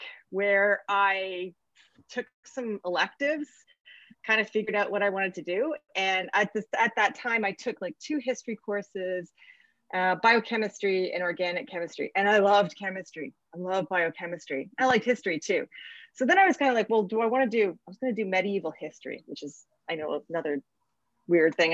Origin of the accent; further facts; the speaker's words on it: Milton, Ontario, Canada; So I'm from Southern Ontario. I grew up in Milton